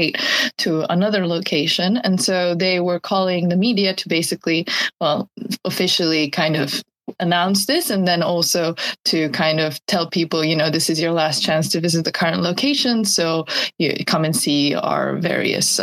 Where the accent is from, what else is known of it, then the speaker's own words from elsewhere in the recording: Italy; now in Japan; I'm originally from Italy